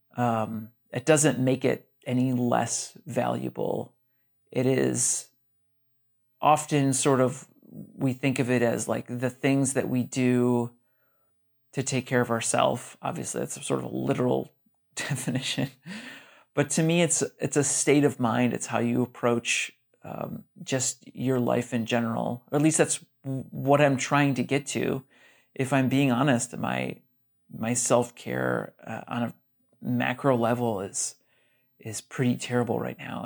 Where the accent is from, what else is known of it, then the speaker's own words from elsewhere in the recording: Brunswick, Ohio, United States; moved away as an adult; now in Portland, United States; I grew up in Brunswick, Ohio. That's in Northeast Ohio, about thirty-ish minutes south of Cleveland, Ohio